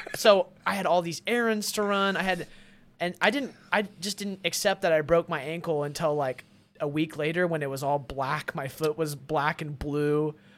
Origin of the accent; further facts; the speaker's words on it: Arkansas, United States; moved away as an adult; also born or lived in Austin; now in Los Angeles, United States; my life growing up in Arkansas